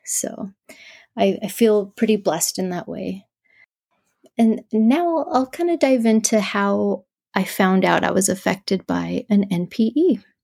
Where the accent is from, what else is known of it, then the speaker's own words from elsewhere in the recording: southern New Mexico, United States; I'm from New Mexico.